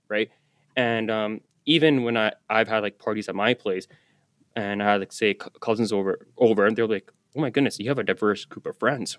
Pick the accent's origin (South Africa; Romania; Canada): Canada; Surrey, British Columbia; I grew up in Guilford. I got to work in Guilford